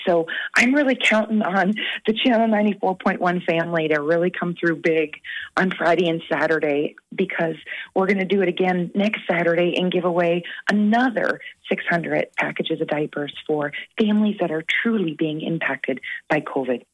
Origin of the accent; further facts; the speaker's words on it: Canada; moved away; being Canadian